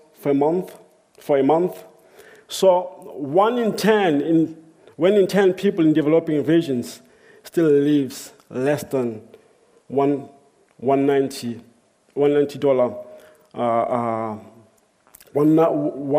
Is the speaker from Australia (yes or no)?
no; South Africa; I grew up in South Africa.